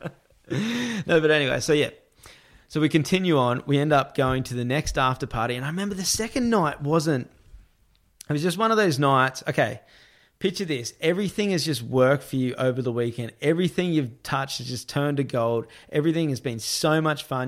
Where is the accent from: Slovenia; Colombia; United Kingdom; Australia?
Australia; I'm this Australian being a reporter